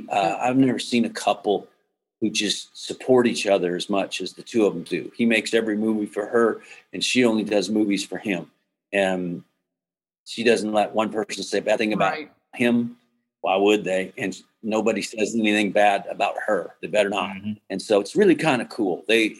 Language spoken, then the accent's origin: English; Massachusetts, United States; I mean, growing up in Massachusetts, you wouldn't know.